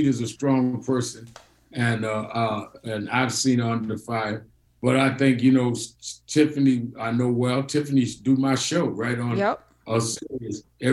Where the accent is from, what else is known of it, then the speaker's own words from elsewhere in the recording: New York, United States; I was not from the South. I was from New York